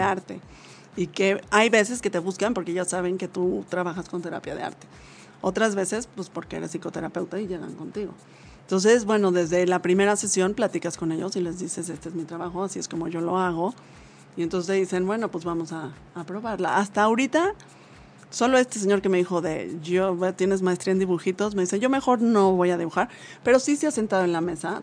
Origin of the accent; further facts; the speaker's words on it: Mexico; esa es una misión que tenemos como mexicanos